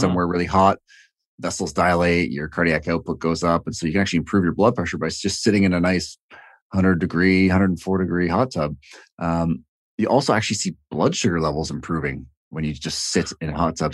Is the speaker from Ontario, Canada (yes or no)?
yes; Toronto, Ontario, Canada; also born or lived in Hamilton, Canada; I'm from Toronto